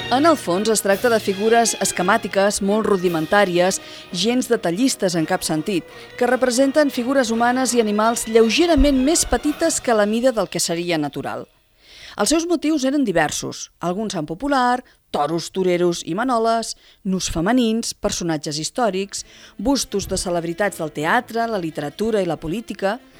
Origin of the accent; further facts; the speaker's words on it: El Vendrell, Catalonia, Spain; jo sóc filla del Vendrell